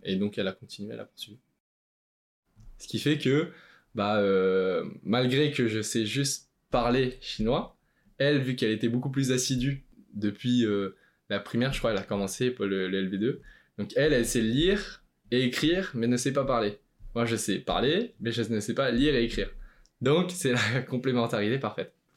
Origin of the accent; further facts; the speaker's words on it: France; first language Chinese; je suis né en France. La première langue que j'ai appris, c'était le chinois